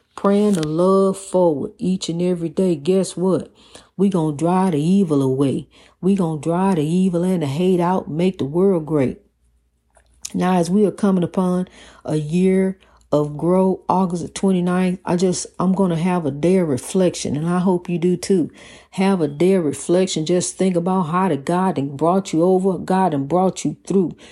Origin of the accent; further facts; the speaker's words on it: East St. Louis, Illinois, United States; my hometown of East Saint Louis, Washington Park